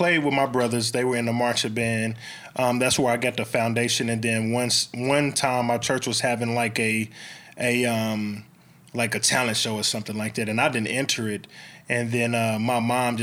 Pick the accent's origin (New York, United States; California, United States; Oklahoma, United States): Oklahoma, United States; Oklahoma City; also born or lived in Midwest City, Oklahoma; I'm born and raised in Oklahoma City